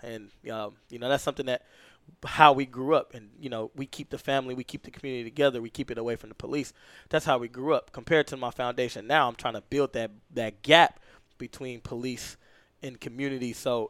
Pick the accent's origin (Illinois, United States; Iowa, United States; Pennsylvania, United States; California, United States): California, United States; So, single parent home, you know, me and my brothers, my mom and my grandma, and my uncle, and I, all in one house.